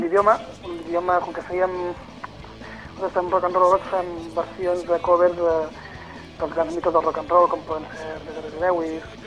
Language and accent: Catalan; Empordà, Catalonia, Spain; nosaltres venim de l'Empordà, hem nascut aquí i hem fet vida aquí durant molts i molts anys